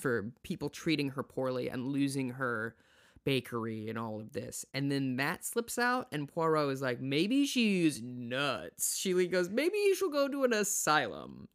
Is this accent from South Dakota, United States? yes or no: yes; South Dakota, United States; I'm from South Dakota